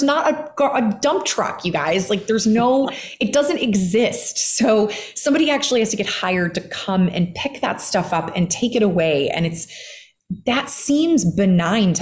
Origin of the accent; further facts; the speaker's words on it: just outside of Chicago, Illinois, United States; I grew up in the heartland and just outside of Chicago, Midwesterner